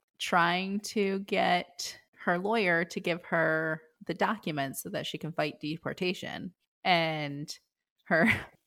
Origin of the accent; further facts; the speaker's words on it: the South, United States; accent: southern; there goes my little Southern accent comes out a little.